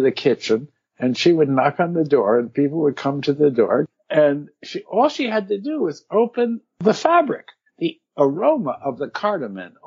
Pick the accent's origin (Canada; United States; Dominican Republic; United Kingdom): United States; New Hartford, New York; New Hartford was a wonderful suburb outside of Utica, New York